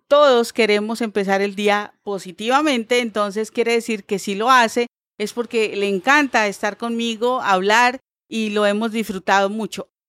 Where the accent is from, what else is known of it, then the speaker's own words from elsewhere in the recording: Bucaramanga, Santander, Colombia; moved away as an adult; also born or lived in Barranquilla; now in Bogotá, Colombia; yo realmente nací en Bucaramanga. Eh, viví en Bucaramanga tal vez como por 26 años, los primeros 26 años de mi vida.